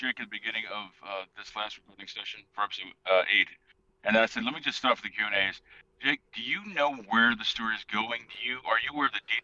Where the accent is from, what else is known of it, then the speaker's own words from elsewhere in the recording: Philadelphia, Pennsylvania, United States; growing up in Philadelphia